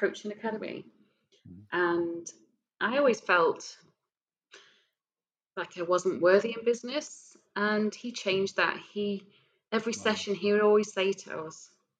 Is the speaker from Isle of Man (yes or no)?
yes; Isle of Man; I was from the Isle of Man